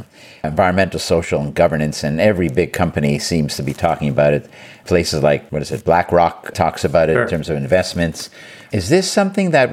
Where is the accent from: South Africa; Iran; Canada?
Canada; now in United States; I am Canadian, and I have nieces and nephews in Canada